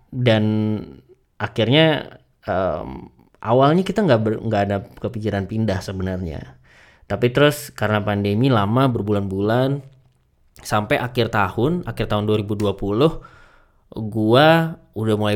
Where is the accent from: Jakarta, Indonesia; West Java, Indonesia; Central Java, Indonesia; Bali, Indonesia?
West Java, Indonesia; Bekasi; now in Bandung, Indonesia; dari kecil gue ada di Bekasi gitu ya gue tinggal di Bekasi rumah gue di Bekasi orang tua di Bekasi gede di Bekasi juga